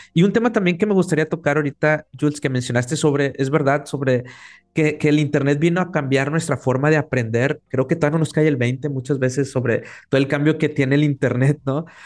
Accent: Mexico; acá en México, los tres somos mexicanos

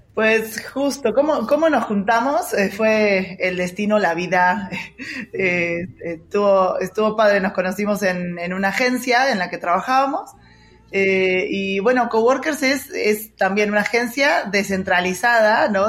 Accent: Mar del Plata, Buenos Aires Province, Argentina; de Argentina, eh, de, bueno, la ciudad donde nací se llama Mar del Plata

